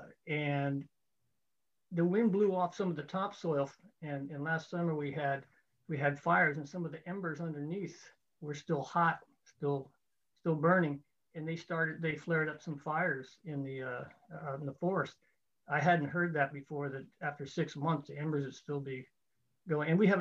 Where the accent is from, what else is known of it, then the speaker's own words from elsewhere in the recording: Sonoma County, California, United States; also born or lived in Oregon; I was born in Oregon, but shortly after moved to California. I was raised in Sonoma County here